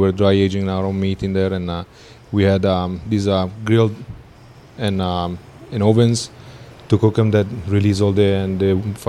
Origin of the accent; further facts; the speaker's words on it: Milan, Lombardy, Italy; now in Dallas, United States; I was born and raised actually in Milan, Italy, and I moved around a few countries in the past, and I've been here for the last 12 years now.